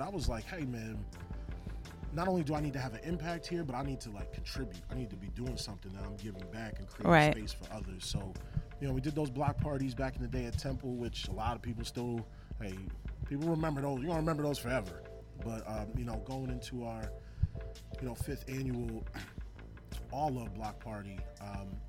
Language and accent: English; Boston, Massachusetts, United States; now in Philadelphia, United States; I'm originally from Boston